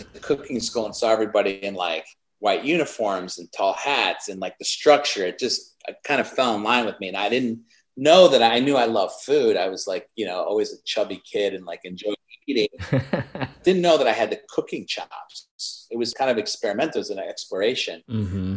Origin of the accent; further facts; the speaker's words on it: Chicago, Illinois, United States; I grew up in Chicago